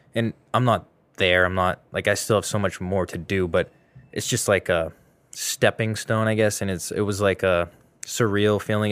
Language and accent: English; Boston, Massachusetts, United States; I'm from Mass, the Greater Boston